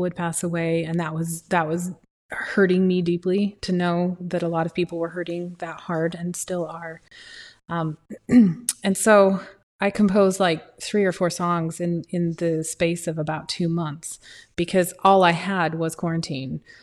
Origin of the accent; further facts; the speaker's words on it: Utah, United States; now in Arizona, United States; I'm from Utah, and the mountains and water and lakes and streams and rain and the smell and trees, trees, trees, trees. I live in Arizona.